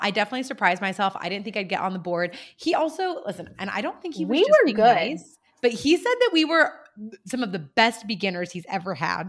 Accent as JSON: {"language": "English", "town": "San Luis Obispo", "region": "California", "country": "United States", "tie": "born or raised there"}